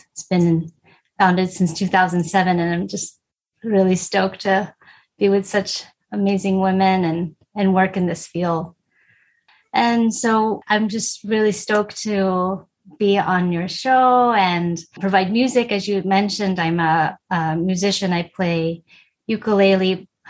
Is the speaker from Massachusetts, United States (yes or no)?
no; Texas, United States; moved away as an adult; now in San Francisco, United States; I'm Filipina. My mom is half Chinese, and I grew up in Texas between Houston and Galveston. I moved to San Francisco 17 years ago, and I've been here ever since.